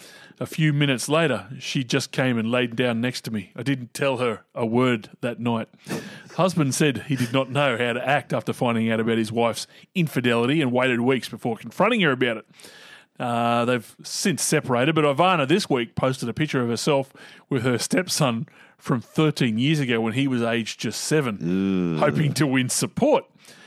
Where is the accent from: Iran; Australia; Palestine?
Australia; Queensland; now in Adelaide, Australia; As a Queenslander living in Adelaide, I'm so over the pro-crow media, it's just like living in Brisbane and putting up with Broncos supporters.